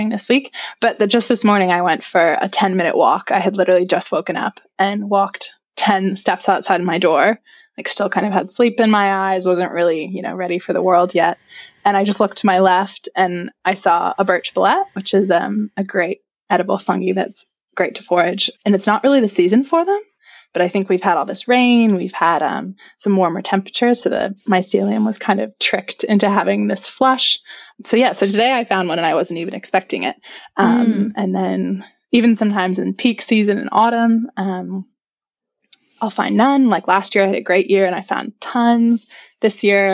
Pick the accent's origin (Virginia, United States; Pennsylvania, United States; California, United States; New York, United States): Virginia, United States; moved away as an adult; now in Christchurch, New Zealand; I'm originally from Virginia, which is on the east coast of the United States, sort of in the mid-Atlantic region. And yeah, I grew up there